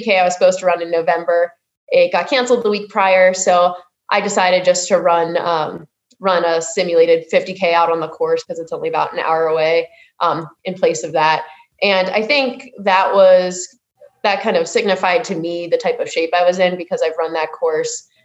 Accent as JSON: {"language": "English", "town": "Johnstown", "region": "Pennsylvania", "country": "United States", "tie": "born or raised there", "moved": "as an adult", "lives_now": "Salt Lake City, United States", "said": "I'm originally from Johnstown, Pennsylvania, and I've been out in Utah now for about a little over 4 years"}